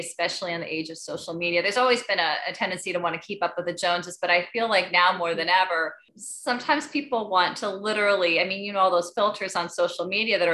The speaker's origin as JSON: {"language": "English", "town": "Beaver Dam", "region": "Wisconsin", "country": "United States", "tie": "born or raised there", "said": "I grew up in Beaver Dam"}